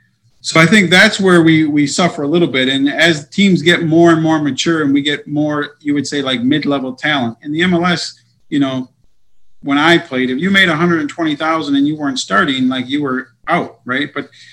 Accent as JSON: {"language": "English", "country": "United States", "said": "And especially being American."}